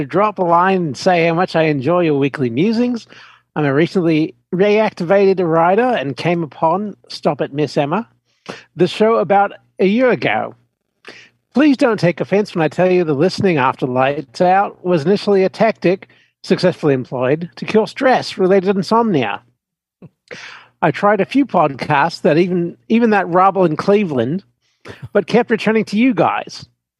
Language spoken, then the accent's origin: English; New Zealand; I grew up in New Zealand. My first bike was a 1950-ish Matchless 500 single.